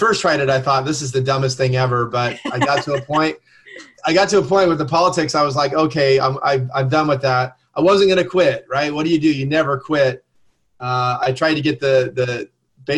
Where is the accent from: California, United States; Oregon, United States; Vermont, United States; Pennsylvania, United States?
California, United States; Southern; I grew up in Southern California